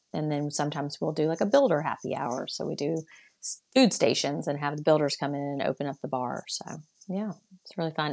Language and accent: English; Athens, Georgia, United States; also born or lived in Atlanta, Georgia; I, was born in Atlanta. My parents are from Atlanta. We moved out to a small okay. town uh, in between Gainesville and Athens, and that's where a majority of them still are. And yeah, I claim Athens. Though I lived there long enough, I claim Athens. That's my hometown